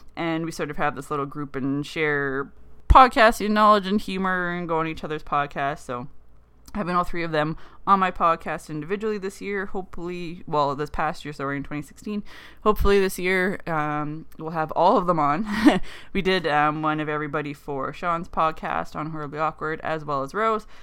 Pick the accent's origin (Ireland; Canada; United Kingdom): Canada; being a Canadian girl